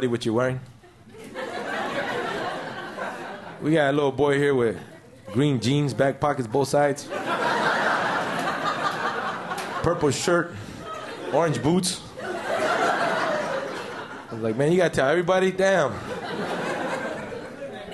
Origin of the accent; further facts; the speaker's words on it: Los Angeles, California, United States; also born or lived in Mexico; I grew up in East LA as a kid, man. My mom came here with like three kids, snuck in fair and square.